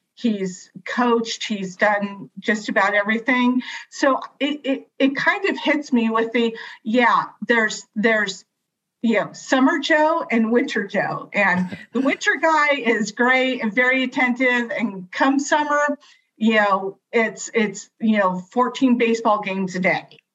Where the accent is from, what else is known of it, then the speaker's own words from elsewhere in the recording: California, United States; I I'm from California. I bleed Dodger blue.